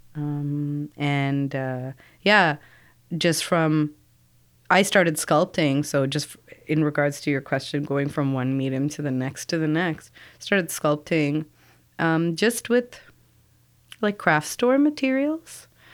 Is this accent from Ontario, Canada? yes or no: yes; Toronto, Ontario, Canada; I'm from Scarborough. Uh, commuting from Scarborough and certain parts of Scarborough. I come from Bellamy and Eglinton